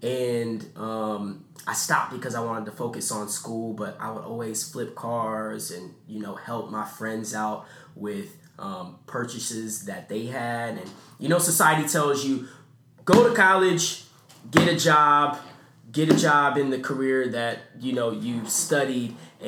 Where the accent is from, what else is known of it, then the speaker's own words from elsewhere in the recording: California, United States; now in Stone Mountain, United States; So I'm originally from California.